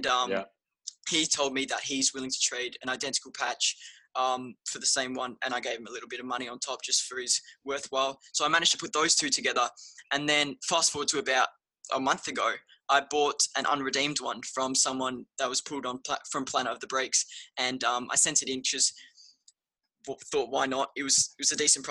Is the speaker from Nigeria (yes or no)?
no; Perth, Western Australia, Australia; now in Malaysia; I'm from South Perth